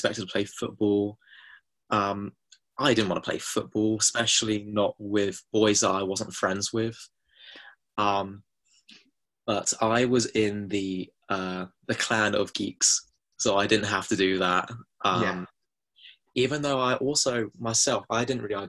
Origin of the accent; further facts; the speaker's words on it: Hertfordshire, East of England, United Kingdom; I grew up in Hertfordshire, which is quite close to London